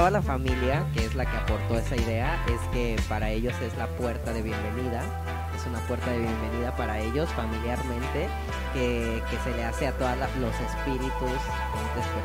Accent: Bahía de Banderas, Nayarit, Mexico; yo crecí en Bahía de Banderas en un pueblo de, llamado San José, San Juan, Valle de Banderas.

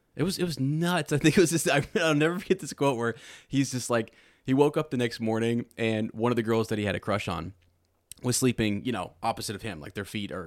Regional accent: United States; I'm an American

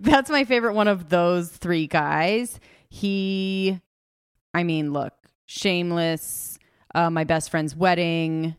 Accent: Los Angeles, California, United States; now in Carolina Beach, United States; I am from Los Angeles

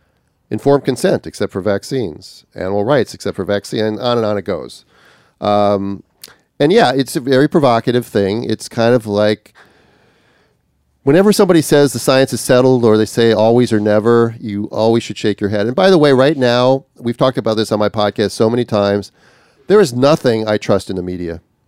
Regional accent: Minnesota, United States; now in Australia; up in northern Minnesota, which was just pressing for me because it's my home state.

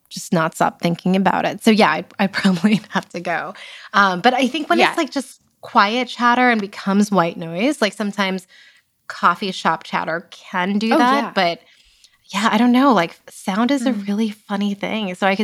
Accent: East Brunswick, New Jersey, United States; East Brunswick, New Jersey, where I grew up.

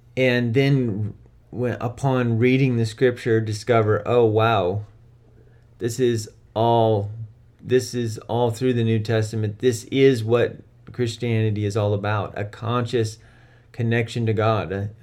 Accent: United States; I'm American

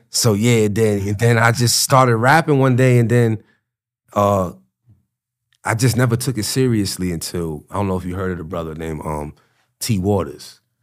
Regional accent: Yonkers, New York, United States; I grew up on the north side of Yonkers

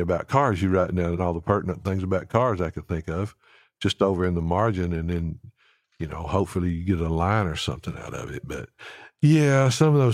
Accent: Alabama, United States; now in Nashville, United States; I'm from Alabama.

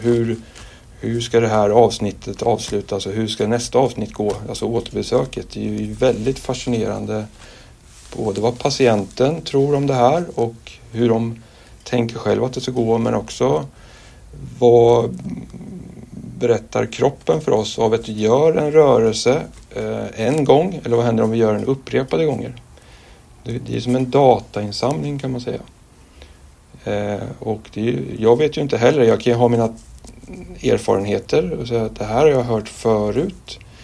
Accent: Linköping, Östergötland, Sweden; also born or lived in Tanzania; now in Stockholm, Sweden; jag är egentligen östgöte från början, Linköping

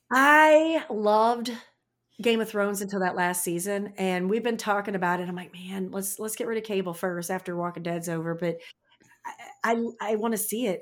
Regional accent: St. Louis, Missouri, United States; moved away; also born or lived in Indiana; I live in a small town now, but I'm from Saint Louis

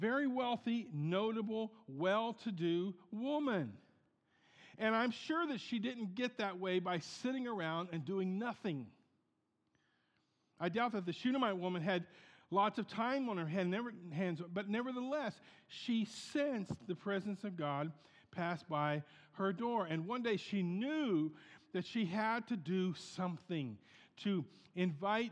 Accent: Portsmouth, Ohio, United States; moved away; We had a bread factory in Portsmouth, in my hometown in Ohio

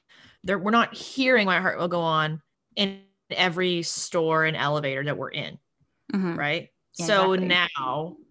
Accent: Canada

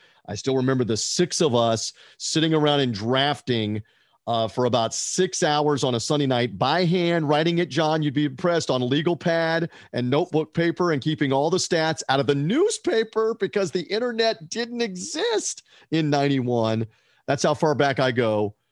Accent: Memphis, Tennessee, United States; now in Tampa, United States; I was born and raised in Memphis, Tennessee, and that is an ingrained pro wrestling town. I now live in the Tampa, St. Pete, Clearwater area in Florida

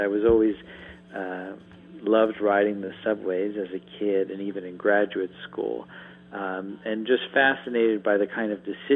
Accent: suburban Maryland, United States; moved away as an adult; also born or lived in New York City, United States; now in Harrisonburg, United States; I was born in New York to New Yorkers, but was mostly reared in suburban Maryland, but returned to New York for graduate school

